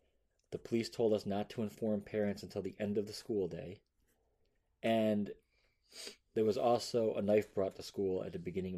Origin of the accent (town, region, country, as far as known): United States